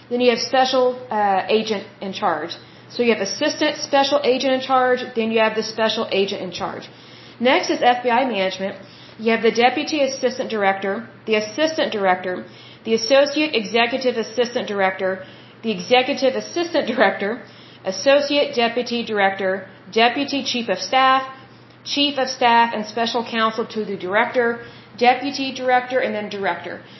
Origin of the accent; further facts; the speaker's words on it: Oklahoma, United States; I'm from Oklahoma